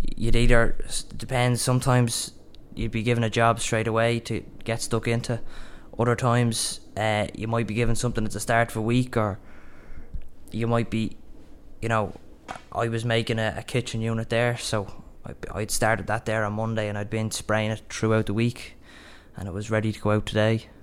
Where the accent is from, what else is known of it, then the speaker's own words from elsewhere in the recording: Dublin, Leinster, Ireland; I'm from Dublin, and um, my dad's a, a builder himself